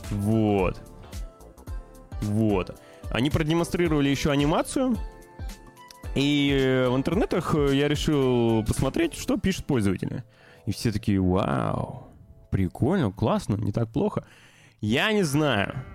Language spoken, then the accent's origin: Russian; Novosibirsk, Novosibirsk Oblast, Russia; появились свежие обновления замечательного проекта «Смута», который разрабатывается в моем родном городе Новосибирске.